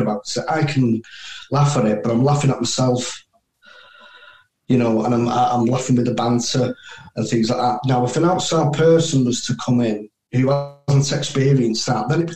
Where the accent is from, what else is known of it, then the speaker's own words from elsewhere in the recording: United Kingdom; as a British soldier